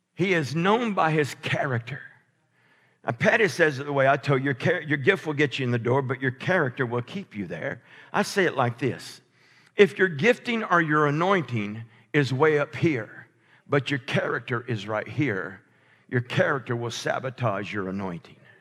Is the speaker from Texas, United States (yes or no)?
no; Alabama, United States; I'm from Alabama